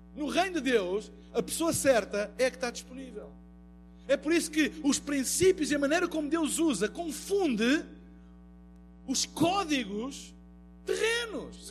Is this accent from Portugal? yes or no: yes; Portugal; eu venho de Portugal